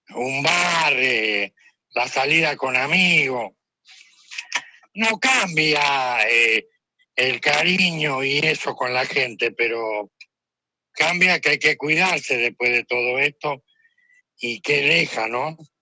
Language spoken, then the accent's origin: Spanish; Argentina; somos los argentinos